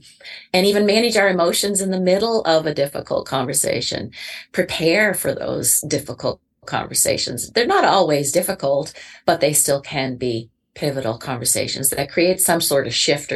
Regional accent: Canada; I'm Canadian too

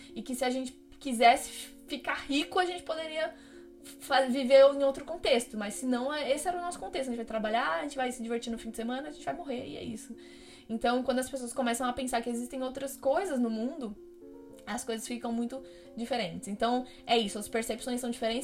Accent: Brazil; moved away as an adult; now in France; eu sou brasileiro

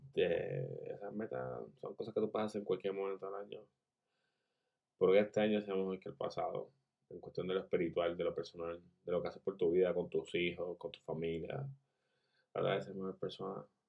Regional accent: Puerto Rico; Yo soy puertorriqueño.

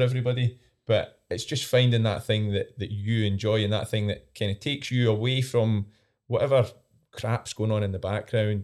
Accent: East Coast, Scotland, United Kingdom; I'm from the East Coast

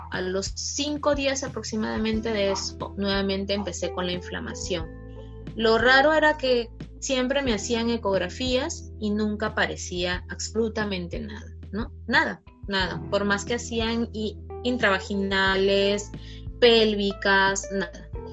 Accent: Lambayeque, Peru; me transfirieron nuevamente a mi ciudad de origen, que es Lambayeque

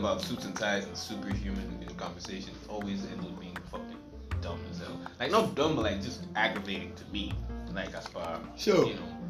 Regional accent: Sudan; I'm from Sudan.

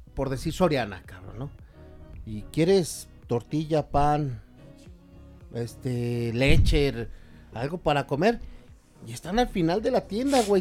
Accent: Mexico

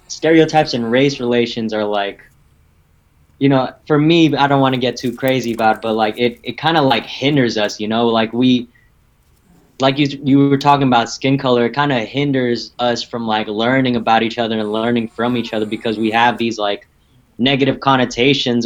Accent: United States; I'm Filipino. Like, I'm from America

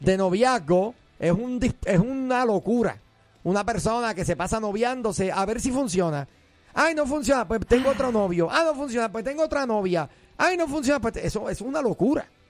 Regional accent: Puerto Rico; yo soy puertorriqueño

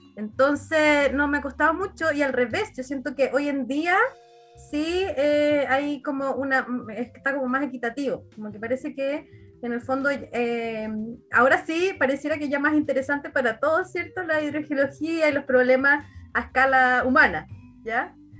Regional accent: Coyhaique, Aysén, Chile; yo soy de Coyhaique

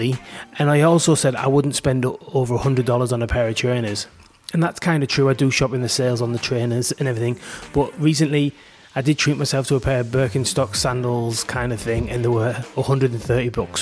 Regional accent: England, United Kingdom; now in Australia; me and Beck, my wife, are both English

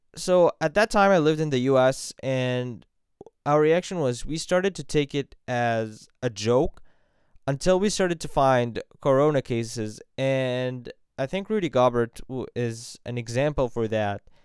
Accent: Vienna, Virginia, United States; moved away as an adult; also born or lived in Cairo, Egypt; now in Egypt; from Cairo, Egypt, but grew up in Vienna, Virginia

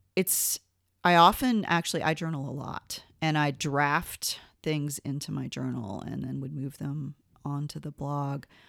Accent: Gainesville, Georgia, United States; I grew up in Gainesville, Georgia, which is a little town about an hour northeast of Atlanta

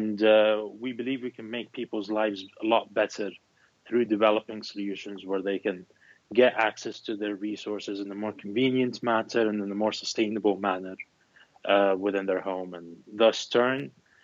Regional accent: Philadelphia, Pennsylvania, United States; Yeah, that is correct. I'm from Philadelphia.

